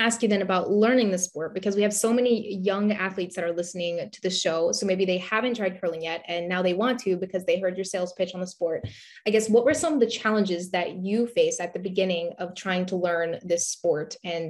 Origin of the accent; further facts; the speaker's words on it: Alabama, United States; I'm from Alabama